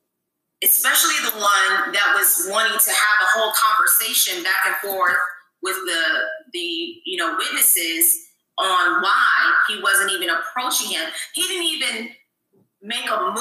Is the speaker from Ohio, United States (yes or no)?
yes; Cleveland, Ohio, United States; moved away; my hometown of Cleveland, I was in Cleveland when it happened, still living there when that happened.